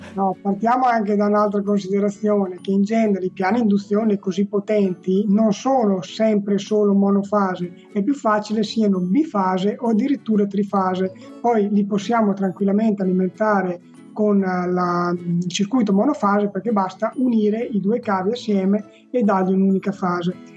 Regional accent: Romagna Riviera, Emilia-Romagna, Italy; nella riviera romagnola, eh, che è la mia terra

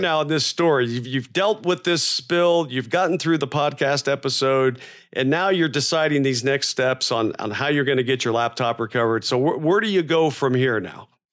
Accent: Florida, United States; moved away; I grew up in Florida

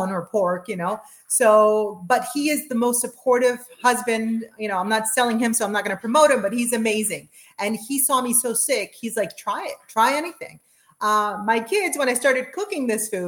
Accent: Chile; also born or lived in South America; now in United States; I'm from Chile

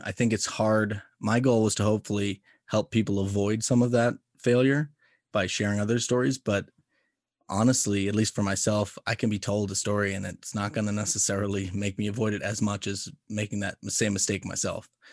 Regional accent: United States; being an American

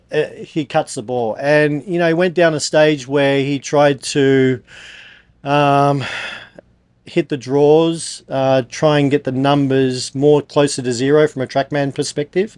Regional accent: Australia; I'm obviously from Australia

